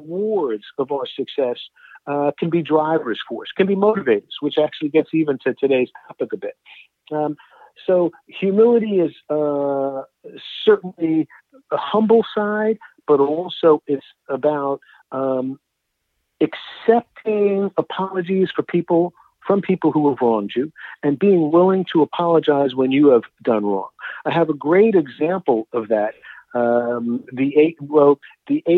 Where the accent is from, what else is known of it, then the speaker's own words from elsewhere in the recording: New York, Washington, D.C., East Coast, United States; I'm from the East Coast, so New York, Washington, D.C.